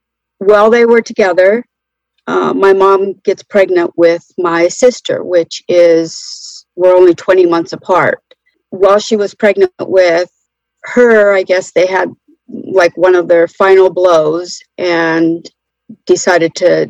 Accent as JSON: {"language": "English", "region": "North Carolina", "country": "United States", "said": "I'm 63, and I am from North Carolina."}